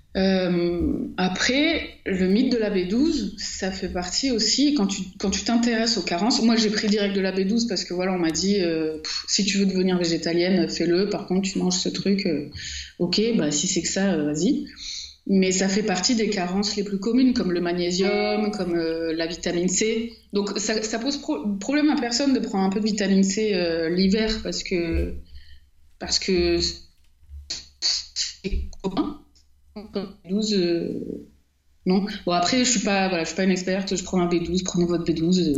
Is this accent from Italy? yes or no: no; Marseille, Provence-Alpes-Côte d'Azur, France; je suis née à Marseille